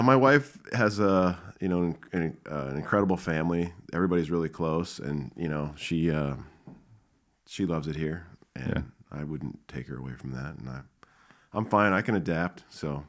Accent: Minnesota, United States; I'm from Minnesota

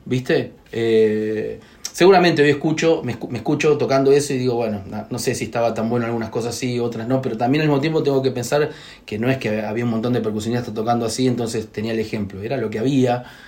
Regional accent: Buenos Aires, Argentina; yo soy nacido y criado acá en Buenos Aires

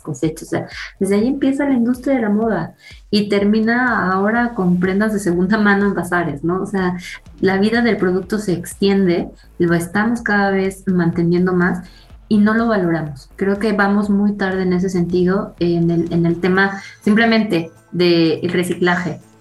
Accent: Mexico; los hábitos que tenemos como mexicanos de consumo

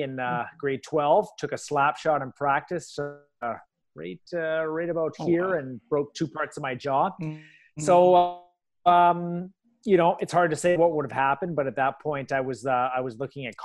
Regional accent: Vancouver, British Columbia, Canada; I played some goalie growing up in Vancouver where I went to high school

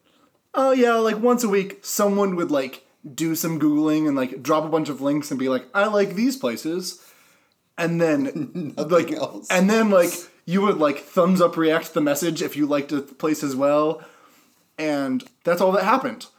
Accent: Grand Ledge, Michigan, United States; moved away as an adult; now in Indianapolis, United States; I'm originally from Grand Ledge, Michigan.

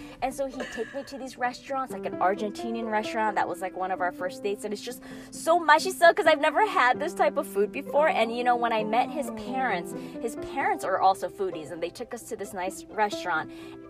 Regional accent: Chicago, Illinois, United States; moved away as an adult; now in California, United States; I actually grew up in the Midwest.

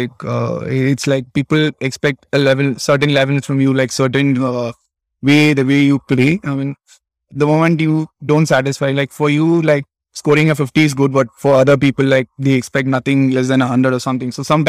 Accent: Chennai, Tamil Nadu, India; moved away as an adult; now in Japan; I was born and brought up in Chennai.

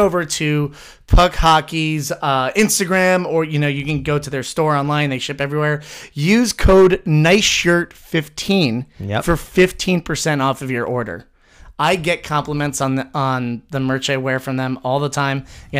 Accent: United States; I am American

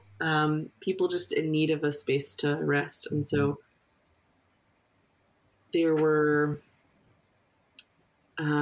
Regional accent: United States; me as an American

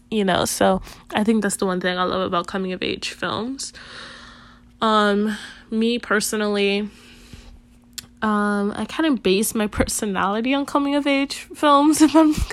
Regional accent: Chicago, Illinois, United States; also born or lived in Puerto Rico; I was born in Puerto Rico, came to Chicago when I was about 2 years old. I've been living in Chicago basically all my life now

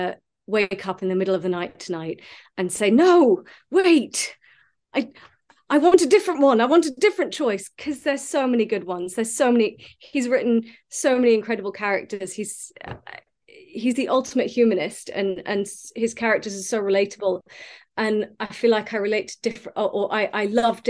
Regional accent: United States; I grew up in America

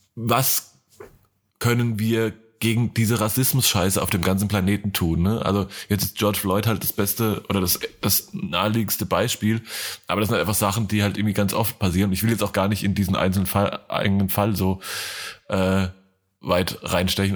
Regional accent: Hesse, Germany; moved away; in meiner Heimat

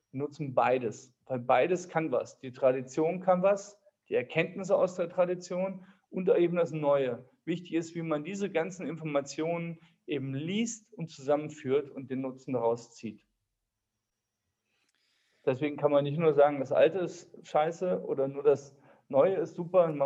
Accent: Homberg, Germany; Ich komme aus Homberg.

